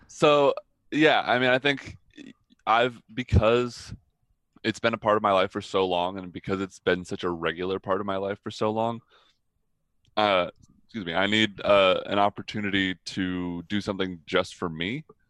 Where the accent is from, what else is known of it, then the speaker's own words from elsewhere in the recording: Atlanta, Georgia, United States; I grew up in the entertainment industry in Atlanta